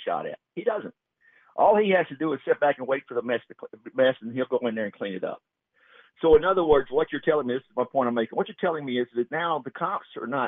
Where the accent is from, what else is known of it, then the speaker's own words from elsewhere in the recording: Texas, United States; I'm from Texas, born and raised